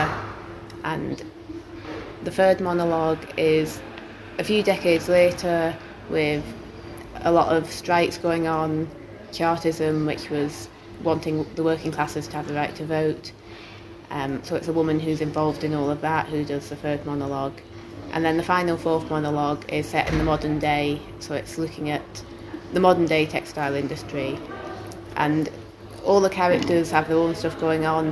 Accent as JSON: {"language": "English", "town": "Wigan", "region": "North West England", "country": "United Kingdom", "tie": "born or raised there", "said": "I'm from Wigan originally, so growing up we just had cotton mills everywhere."}